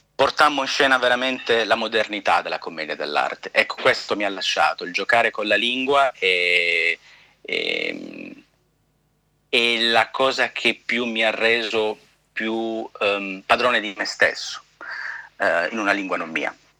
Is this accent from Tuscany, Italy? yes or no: no; Calabria, Italy; now in New York, United States; sono calabrese